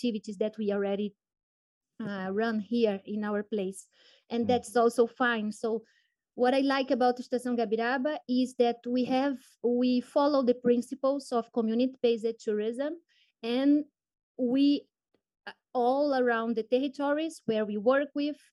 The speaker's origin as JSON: {"language": "English", "town": "Belém", "region": "Pará", "country": "Brazil", "tie": "born or raised there", "also_born_or_lived": "Padua, Italy", "said": "I was born and raised in Belém, that is the capital of Pará State in the Brazilian Amazon region"}